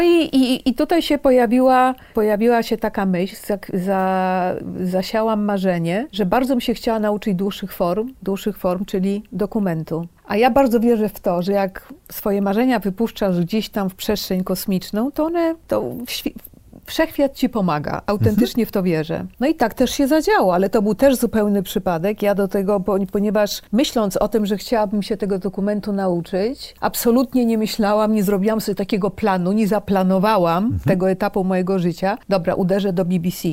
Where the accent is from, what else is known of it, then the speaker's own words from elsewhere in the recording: Poland; moved away as an adult; also born or lived in London / Washington / Moscow; wyjechałam z Polski w połowie lat 80.